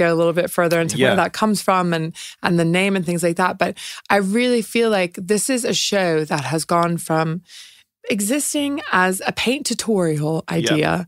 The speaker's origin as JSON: {"language": "English", "country": "United States", "tie": "born or raised there", "also_born_or_lived": "London", "moved": "yes", "lives_now": "United Kingdom", "said": "I grew up in America"}